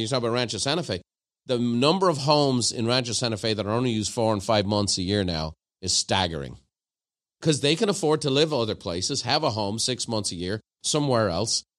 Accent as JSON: {"language": "English", "country": "Ireland", "moved": "yes", "lives_now": "United States"}